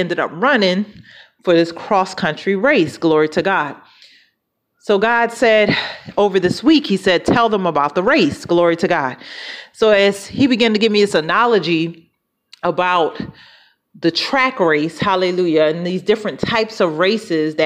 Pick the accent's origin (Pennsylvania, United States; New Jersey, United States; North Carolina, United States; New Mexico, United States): Pennsylvania, United States; Philadelphia; moved away; I'm from Philadelphia originally. And that's where I was born and raised.